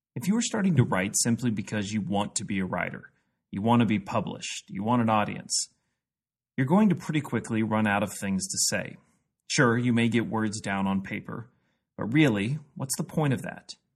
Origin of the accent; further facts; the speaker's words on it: Jefferson City, Missouri, United States; I grew up in Jefferson City, Missouri